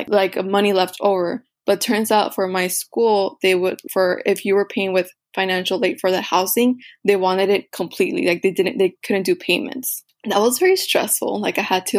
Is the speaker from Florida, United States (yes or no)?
no; Rio Grande Valley, Texas, United States; my hometown college, which is UTRGV